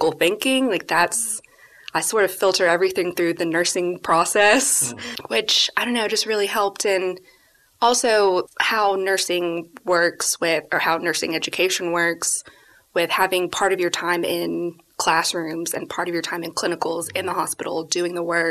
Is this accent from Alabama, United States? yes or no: yes; Alabama, United States; I grew up in Alabama in a Christian home